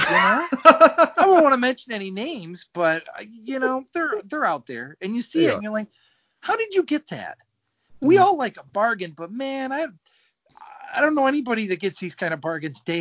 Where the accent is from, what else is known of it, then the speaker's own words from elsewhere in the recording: Watertown, New York, United States; I was born in Watertown, New York, which is home of Car Freshener, Green Trees, and 21 Jump Street's own Richard Grieco.